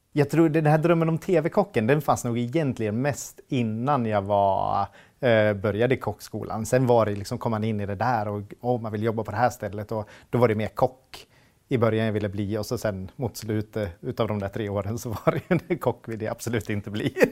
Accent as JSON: {"language": "Swedish", "town": "Hofors", "region": "Gävleborg County", "country": "Sweden", "tie": "born or raised there", "also_born_or_lived": "United States / Stockholm", "moved": "as an adult", "lives_now": "Hofors, Sweden", "said": "Jag är född och uppvuxen i Hofors"}